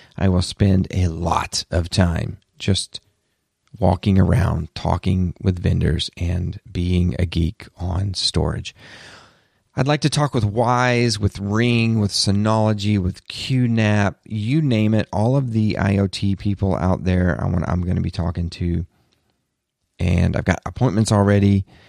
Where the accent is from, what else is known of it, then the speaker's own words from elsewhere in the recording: the South, United States; I'm from the South, I can say y'all